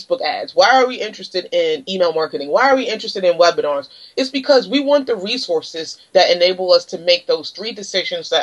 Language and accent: English; Washington, District of Columbia, United States; moved away; I'm originally from Washington, D.C.